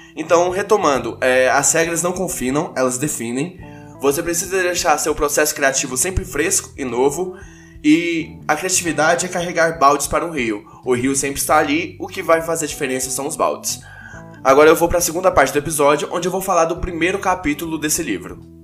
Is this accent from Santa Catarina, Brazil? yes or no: no; Goiânia, Goiás, Brazil; eu sou de Goiânia